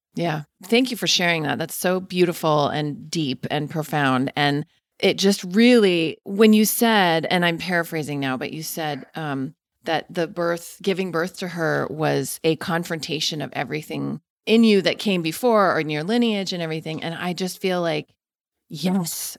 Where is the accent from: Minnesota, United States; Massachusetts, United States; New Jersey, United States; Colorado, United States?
Colorado, United States; Denver; I'm from Denver